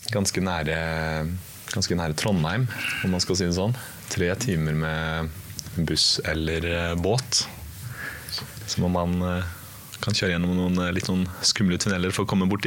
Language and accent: Norwegian; Iceland; also born or lived in Norway; Jeg er, eh, jeg er både fra Island og Norge. Så litt av begge deler og ingen av dem samtidig.